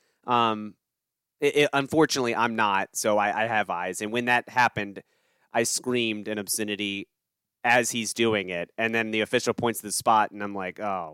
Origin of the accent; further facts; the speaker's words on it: United States; I'm an American